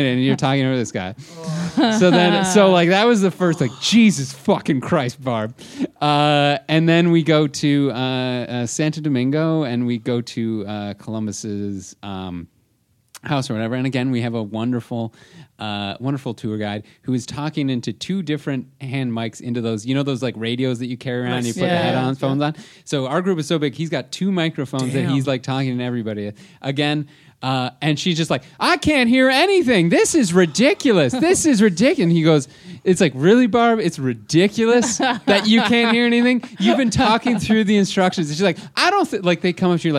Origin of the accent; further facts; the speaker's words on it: Toronto, Ontario, Canada; we're from Toronto